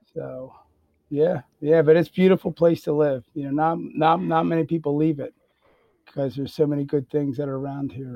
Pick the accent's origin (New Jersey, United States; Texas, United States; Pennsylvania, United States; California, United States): Pennsylvania, United States; Bensalem; also born or lived in Croydon, Pennsylvania; I'm originally from Ben Salem